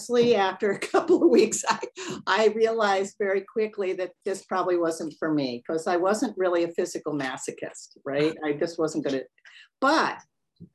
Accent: Florida, United States; moved away; also born or lived in Boston; I grew up in Florida, so that's why I ended up gravitating back there.

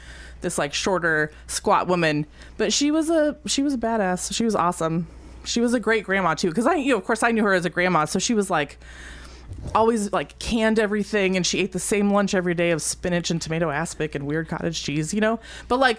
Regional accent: Palo Alto, California, United States; moved away as an adult; now in Columbia, United States; I grew up in Palo Alto

